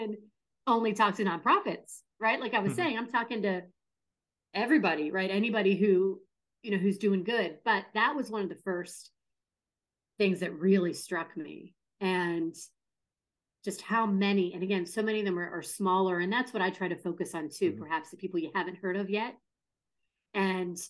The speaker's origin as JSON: {"language": "English", "town": "Pittsburgh", "region": "Pennsylvania", "country": "United States", "tie": "born or raised there", "said": "Pittsburgh centric, my hometown as well"}